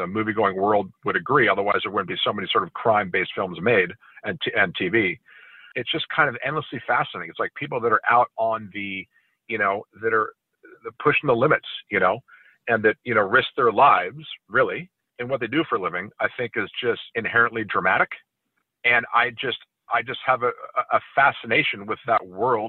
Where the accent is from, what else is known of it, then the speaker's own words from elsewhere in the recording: California, United States; growing up in California